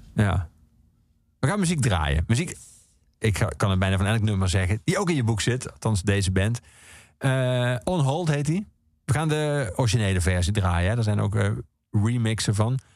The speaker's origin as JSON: {"language": "Dutch", "country": "Netherlands", "said": "wij Nederlanders"}